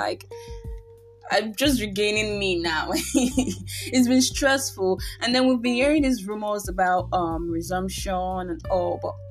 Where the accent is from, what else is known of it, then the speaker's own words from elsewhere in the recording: Nigeria; I am indeed a Nigerian